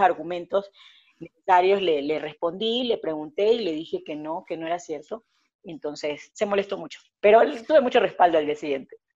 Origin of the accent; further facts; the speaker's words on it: Ecuador; lo que verdaderamente somos los ecuatorianos